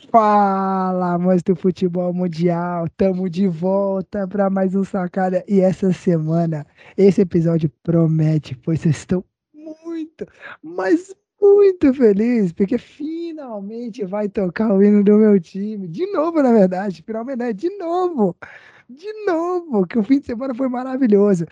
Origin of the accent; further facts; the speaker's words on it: Goiás, Brazil; nós três, que somos goianos do pé rachado